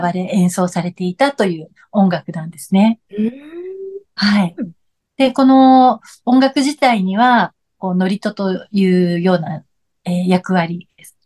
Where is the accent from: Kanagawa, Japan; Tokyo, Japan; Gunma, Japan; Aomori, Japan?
Kanagawa, Japan; Yokohama; moved away as an adult; now in Okinawa, Japan; もともとは、えー、横浜出身なんですけれども、うんうん、えー、沖縄に移り住んで、まあ30年近くになります。